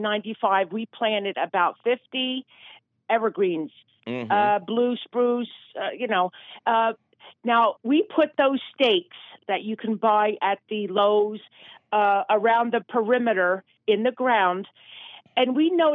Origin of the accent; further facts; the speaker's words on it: Martins Creek, Pennsylvania, United States; Martins Creek.